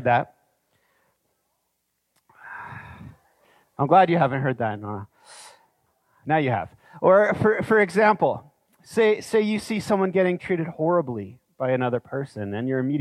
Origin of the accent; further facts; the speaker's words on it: Canada; as Canadian citizens already living in Canada